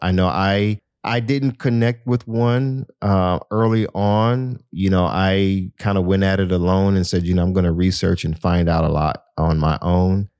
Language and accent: English; Miami, Florida, United States; I'm from Miami